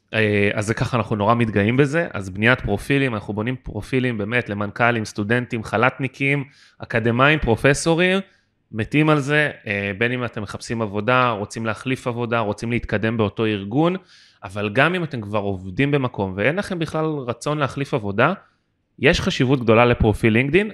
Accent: Israel; אני גדלתי בארץ

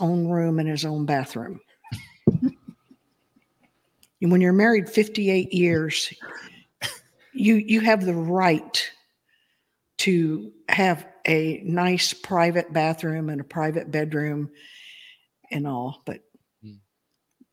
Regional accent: Texas, United States; also born or lived in Alabama; being born in Alabama and growing up in Texas

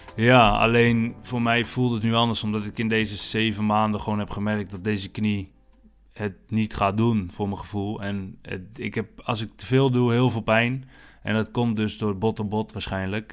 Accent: Houten, Utrecht, Netherlands; also born or lived in Alphen aan den Rijn; we zijn nu in Houten, waar ik ben opgegroeid eigenlijk, bij mijn ouders, ouderlijk huis

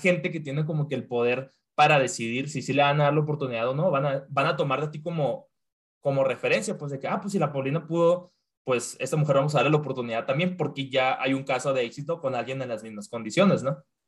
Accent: Mexico; moved away; en mi trabajo no, soy el único mexicano

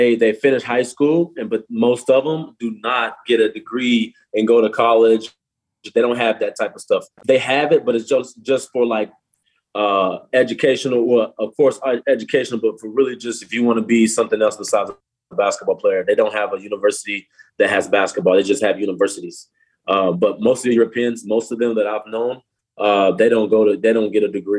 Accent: United States; moved away as an adult; also born or lived in Spain / Israel; as American growing up, kids, we all taught to do everything one-on-one

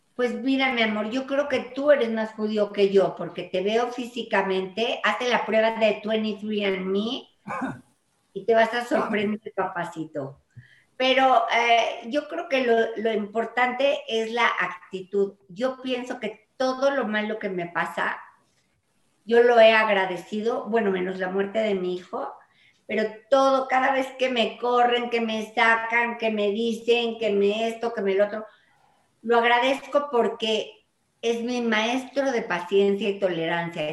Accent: Mexico; yo nací en México y amo a México con todo el corazón

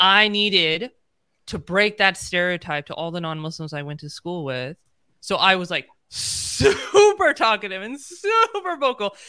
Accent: United States; I'm, you know, born and raised in the United States

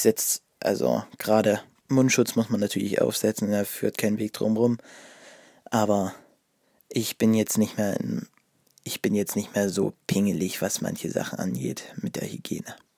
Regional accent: Ore Mountains, Saxony, Germany; bei uns im Erzgebirge

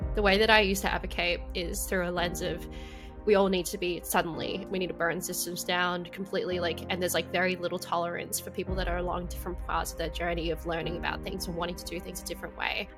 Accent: Perth, Western Australia, Australia; I grew up in Perth, um, in West Australia

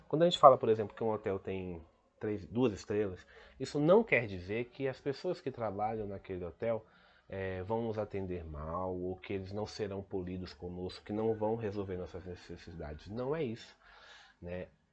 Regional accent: Brazil; Ici au Brésil, par exemple, on ne trouve pas les choses en anglais, on trouve les choses en portugais.

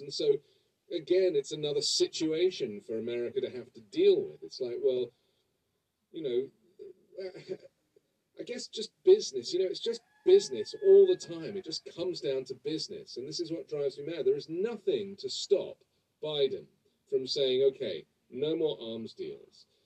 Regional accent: England, United Kingdom

